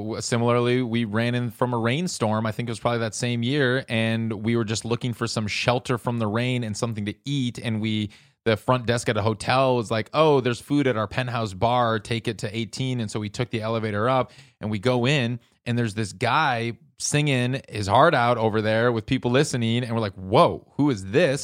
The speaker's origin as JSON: {"language": "English", "town": "Minneapolis", "region": "Minnesota", "country": "United States", "said": "I'm from the Midwest"}